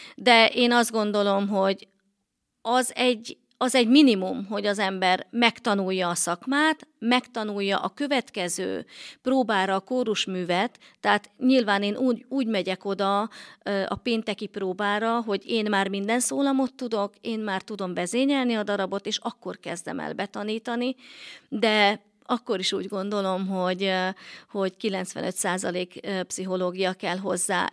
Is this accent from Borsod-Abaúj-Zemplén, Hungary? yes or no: no; Balassagyarmat, Nógrád, Hungary; moved away as an adult; also born or lived in Miskolc; Balasagyarmaton nőttem fel